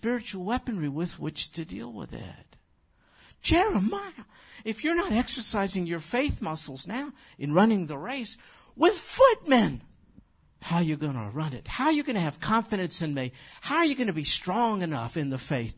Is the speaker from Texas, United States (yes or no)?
no; New York City, New York, United States; That's my hometown.